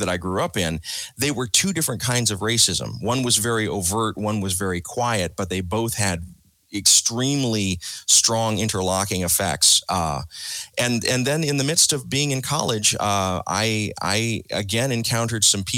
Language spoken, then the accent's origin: English; South Georgia, United States; growing up in South Georgia, listening to WDAK, the rock and roll station